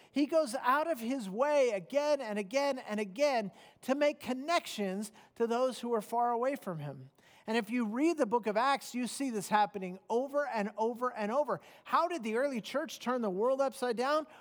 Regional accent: United States; I'm a Christian who happens to be an American

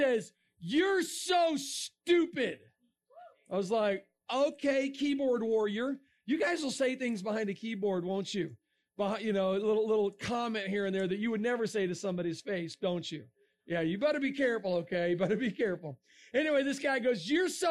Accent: Florida, United States; moved away; I'm from Florida

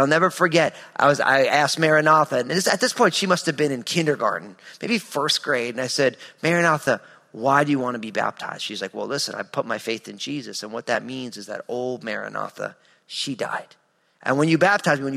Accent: New Jersey, United States; in the wintertime in my home state of New Jersey, we would play these crazy epic snow football games

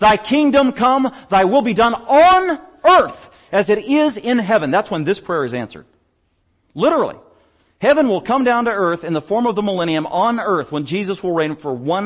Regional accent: United States; I'm an American

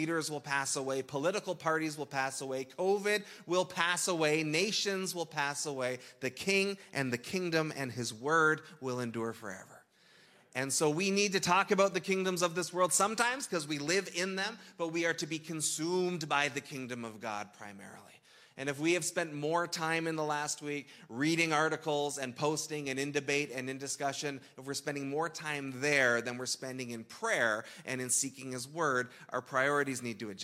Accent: Canada; We're Canadian

